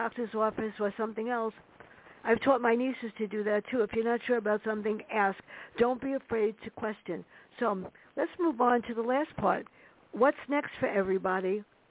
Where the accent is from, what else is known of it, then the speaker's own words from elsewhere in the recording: New York City, New York, United States; growing up in the South Bronx.